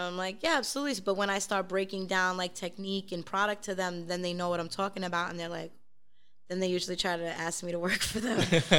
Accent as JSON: {"language": "English", "town": "New York City", "region": "New York", "country": "United States", "accent": "South Brooklyn", "said": "being from Brooklyn"}